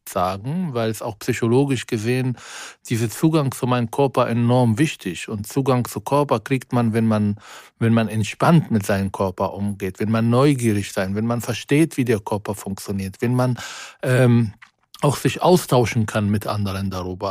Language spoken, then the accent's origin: German; Israel; German is a second language; moved away as an adult; now in Germany; in Israel zum Beispiel in meiner Heimat, in meinem Dorf